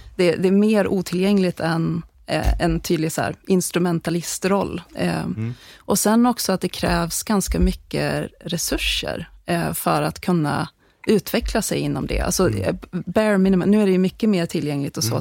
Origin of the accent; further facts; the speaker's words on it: Sweden; när jag växte upp i Bålinge för många, många år sedan